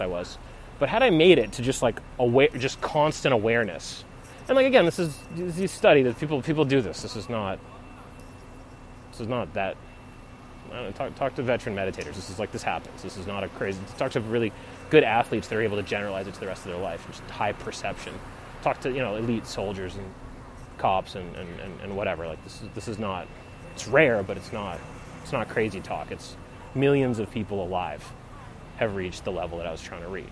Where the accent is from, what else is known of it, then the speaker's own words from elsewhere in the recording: United States; I'm American